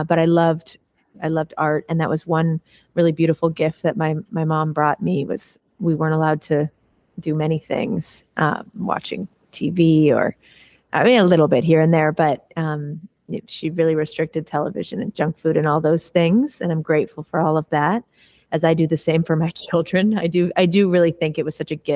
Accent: Los Angeles, California, United States; I actually was raised right here, not in Topanga, but in Los Angeles. I was born in the Valley, born in Tarzana.

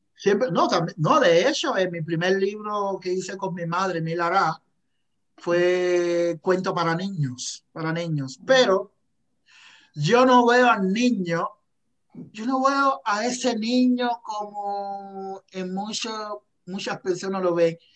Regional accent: Cuba; moved away as an adult; now in Calgary, Canada; yo soy cubano

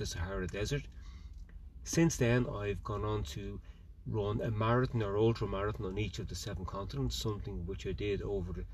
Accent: Ireland; I'm an Irish international ultra runner.

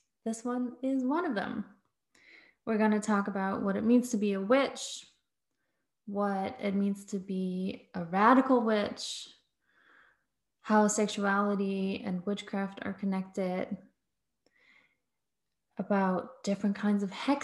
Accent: Berlin, Germany; I'm from Berlin in Germany

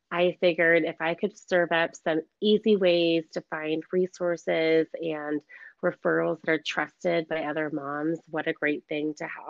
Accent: Iowa City, Iowa, United States; moved away as an adult; now in Scottsdale, United States; I grew up in Iowa City, Iowa, and spent all of my childhood there.

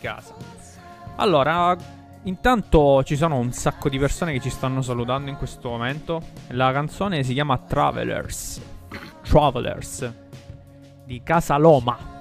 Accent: Milazzo, Sicily, Italy; le nostre parti sarebbero eh, la parte di eh, nel messinese a Milazzo

